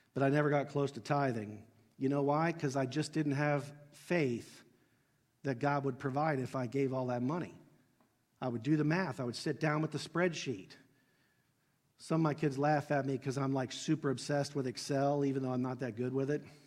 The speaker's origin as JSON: {"language": "English", "town": "Dayton", "region": "Ohio", "country": "United States", "tie": "born or raised there", "said": "I grew up in Southwest Ohio, Dayton, Ohio"}